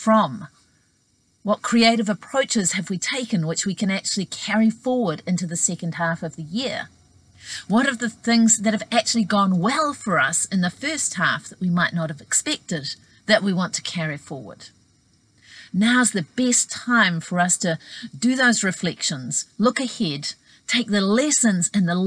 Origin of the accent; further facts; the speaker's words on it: New Zealand; my home country of New Zealand